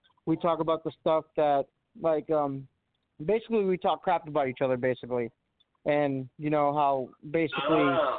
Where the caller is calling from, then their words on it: Watertown, New York, United States; I'm from Watertown, New York. What's going on, guys?